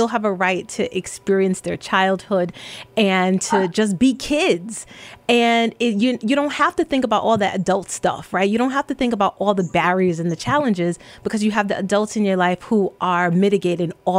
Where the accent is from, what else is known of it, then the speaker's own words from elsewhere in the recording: New York City, New York, United States; my family immigrated here from Jamaica, but I grew up in the Bronx